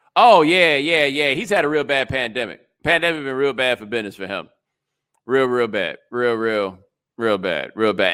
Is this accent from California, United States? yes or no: no; Texas, United States; I am from Texas